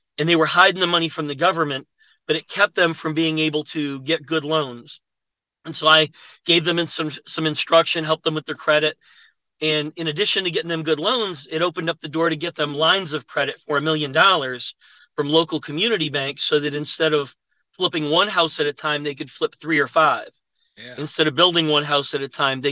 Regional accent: Buffalo, New York, United States; moved away as an adult; now in Atlanta, United States; I'm from Buffalo, New York. I went to college there

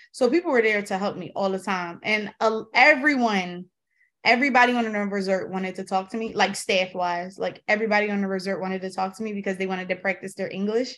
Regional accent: Philadelphia, Pennsylvania, United States; I grew up in Philly. Um, I grew up in North Philly

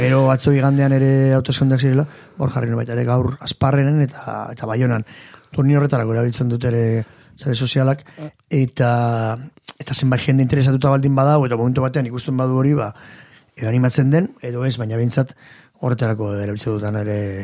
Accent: Irun, Basque Country, Spain; jaio nintzen, hor hospital sarrean, eta hemen bizin naiz

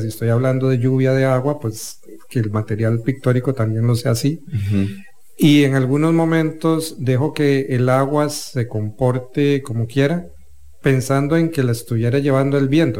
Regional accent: Turrialba, Cartago, Costa Rica; Yo soy de Turrialba eh, y cuando me traían a San José de paseo

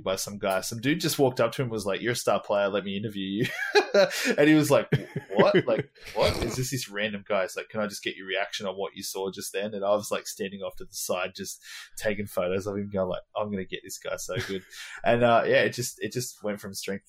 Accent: Australia; As an Australian going over to the States

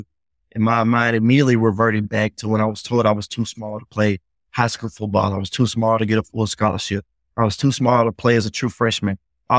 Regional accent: the South, United States; like you said, growing up in the South, you got to have thick skin

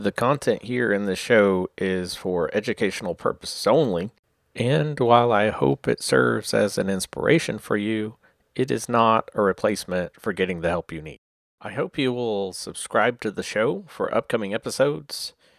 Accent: Oklahoma City, Oklahoma, United States; I am a writer from Oklahoma City, Oklahoma.

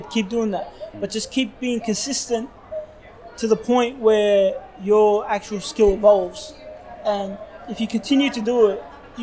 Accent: Australia; We're Australian

